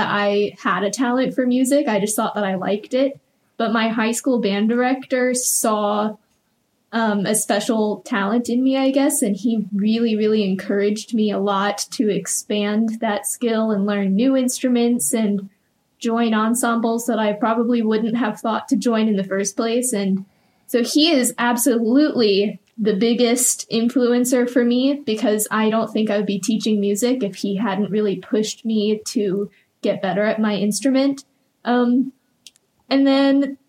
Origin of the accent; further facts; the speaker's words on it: Richmond, Virginia, United States; I grew up in Richmond and was there for my entire life up until college, specifically Henrico County that entire time